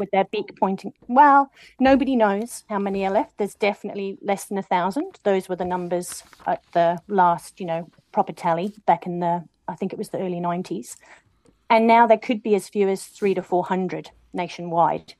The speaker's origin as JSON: {"language": "English", "town": "Matakana", "region": "Auckland", "country": "New Zealand", "tie": "born or raised there", "said": "my hometown well, village matakana"}